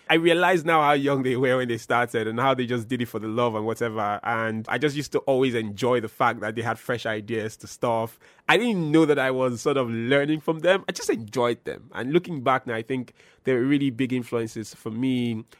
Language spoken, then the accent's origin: English; Benin City, Edo, Nigeria; moved away as an adult; also born or lived in Lagos; now in Abuja, Nigeria; I've gone to radio in twenty twelve in my hometown of Benin City, and I've moved across the country